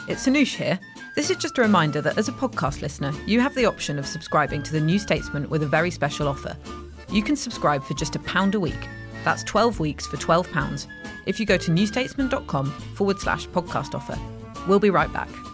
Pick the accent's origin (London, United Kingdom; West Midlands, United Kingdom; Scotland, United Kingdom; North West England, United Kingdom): London, United Kingdom; where I grew up in Barnet in North London